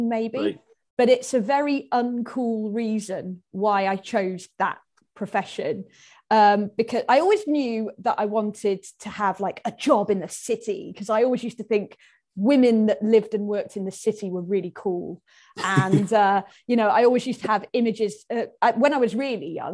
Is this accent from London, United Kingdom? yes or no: no; Oswestry, West Midlands, United Kingdom; also born or lived in Wales; I was brought up on the English side and I've got a Shropshire postcode, I went to school in Wales